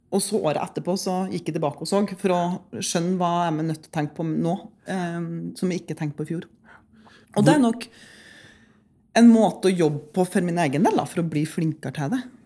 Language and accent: Norwegian; Lierne, Trøndelag, Norway; bodde jo og vokste opp på en ganske hva skal jeg si, eh, avsidesliggende plass eh, hjemme i Lierne